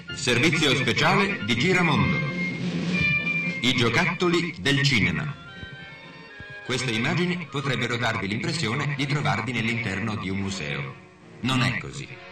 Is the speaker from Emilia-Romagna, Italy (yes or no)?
yes; Vigarano Mainarda, Emilia-Romagna, Italy; moved away; Io sono nato in un piccolo paese dell'Emilia